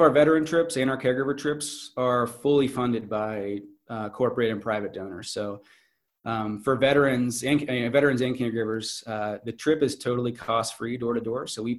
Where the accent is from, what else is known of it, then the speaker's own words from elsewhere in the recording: North Carolina, United States; It's, I'm from North Carolina and I'm going to go on this expedition to Alaska.